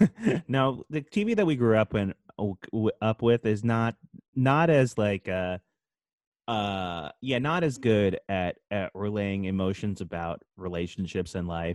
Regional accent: New Jersey suburbs, United States; I also grew up in this like in the suburbs as well. Mm-hmm. At Jersey

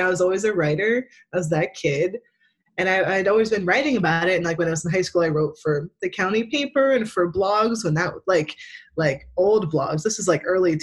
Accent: Pine Barrens, New Jersey, United States; moved away as an adult; also born or lived in Brooklyn, New York; now in Philadelphia, United States; I'm from the Pine Barrens

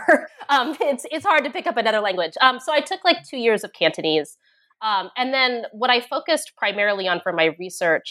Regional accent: United States; also born or lived in Hong Kong / China; my own experience growing up in the United States

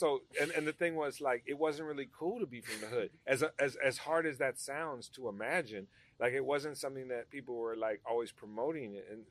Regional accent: Los Angeles, California, United States; I grew up in that neighborhood my whole life in that whole area around there. You know what I mean? It is part of Crenshaw.

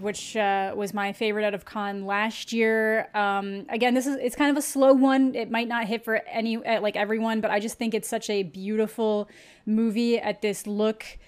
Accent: Canada; as a Canadian

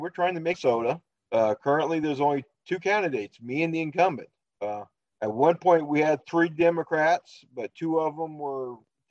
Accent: Louisiana, United States; now in Minnesota, United States; I am currently living in Minnesota, but I'm originally a Southern boy. I'm originally from Louisiana. Far south in Louisiana as you can go without getting your feet wet. So, but when I retired from the Army in 2018

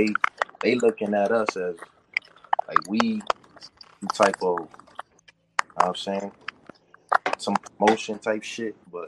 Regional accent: New York, United States; I'm from New York

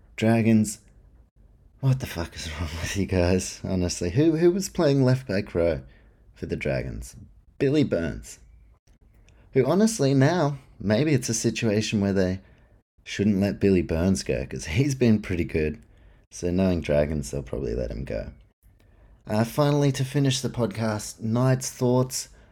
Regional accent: New Zealand; as a Kiwi

